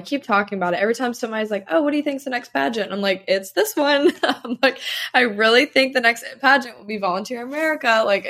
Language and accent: English; South Carolina, United States; also born or lived in Tennessee; So I'm from South Carolina, like Tennessee and then South Carolina.